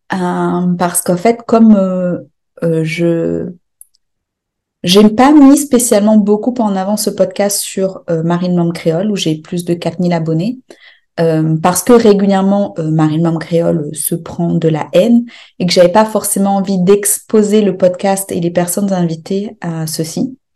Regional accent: Réunion; Parce que quand on dit qu'on est réunionnais, on a normalement tu dis pas euh, ah moi je suis créole, euh, indien, noir.

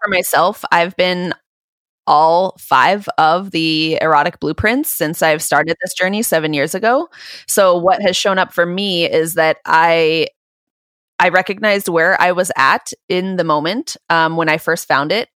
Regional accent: Southern California, United States; I grew up in Southern California

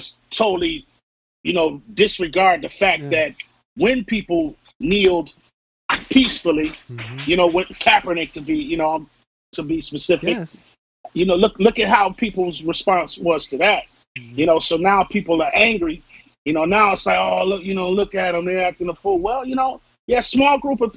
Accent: Missouri, United States; moved away; I'm from Missouri originally, you know, so I grew up hearing all kinds of hateful stuff

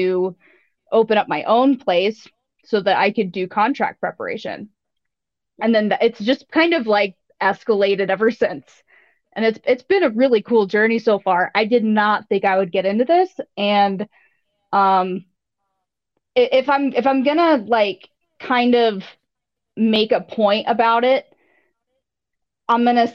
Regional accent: the American South, United States; also born or lived in Wyoming; my mom is British and I grew up in the American South

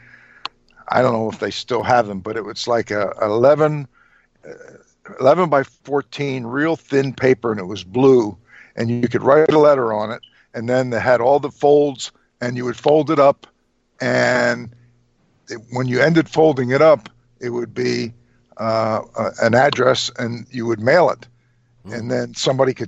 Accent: Trenton, New Jersey, United States; I was born and raised in Trenton, which was about 35 miles from Philly and about 65 miles from New York

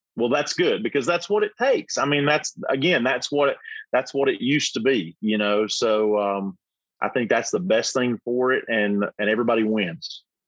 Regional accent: North Carolina, United States; We're both from North Carolina

